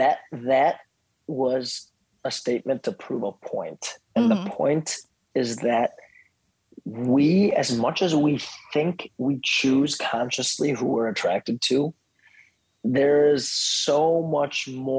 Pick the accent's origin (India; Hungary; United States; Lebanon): India; moved away; I was born in India.